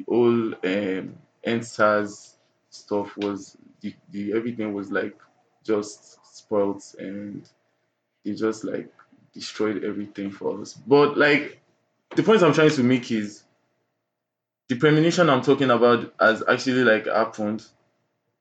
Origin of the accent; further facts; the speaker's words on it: Nigeria; we are all Nigerian youths and we are creatives